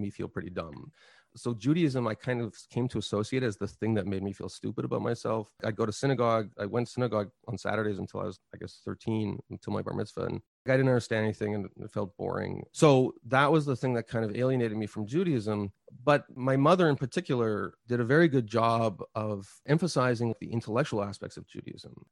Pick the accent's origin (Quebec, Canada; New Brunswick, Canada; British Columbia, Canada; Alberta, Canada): Quebec, Canada; Montreal; moved away; I grew up in Quebec and never learned French properly